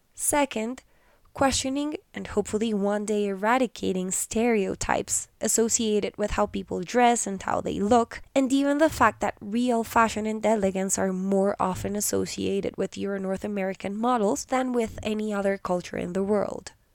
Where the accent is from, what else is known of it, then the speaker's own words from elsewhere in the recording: Colombia; my home country of Colombia